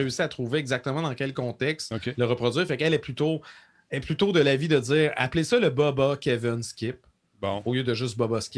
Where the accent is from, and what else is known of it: Canada